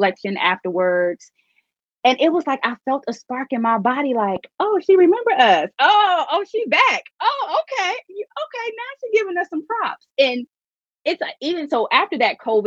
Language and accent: English; Detroit, Michigan, United States; I'm from Detroit